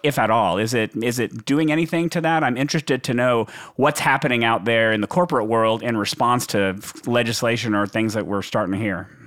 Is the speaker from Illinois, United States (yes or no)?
no; Texas, United States; I'm from Texas